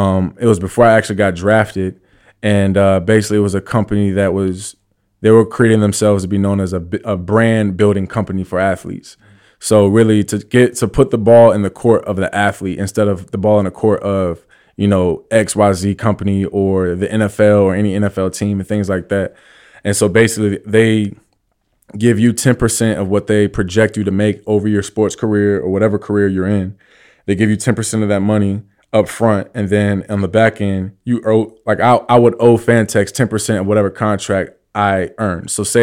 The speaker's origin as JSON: {"language": "English", "region": "East Coast", "country": "United States", "said": "I obviously heard of it, but I'm from the East Coast."}